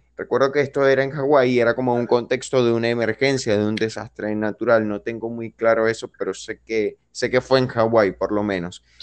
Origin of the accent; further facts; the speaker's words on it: Venezuela; moved away; soy venezolano